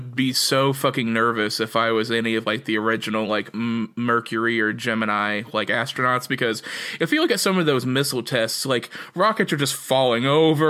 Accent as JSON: {"language": "English", "area": "near Gus Grissom's hometown", "region": "Indiana", "country": "United States", "tie": "born or raised there", "said": "That module is actually on display really near to my hometown, where Gus Grissom, the astronaut that was a pilot, grew up in that area."}